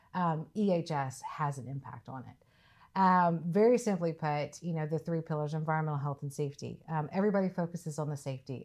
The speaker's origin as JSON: {"language": "English", "region": "Mississippi", "country": "United States", "tie": "born or raised there", "moved": "as an adult", "said": "I'm originally from Mississippi. So I was born and raised, um, so I'm about as, as deep south as you can get"}